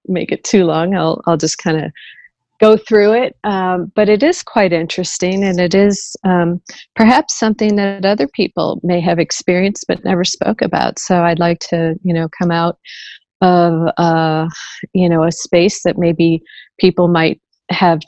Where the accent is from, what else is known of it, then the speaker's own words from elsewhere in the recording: St. Louis, Missouri, United States; I was born and raised in the Midwest, St. Louis, Missouri.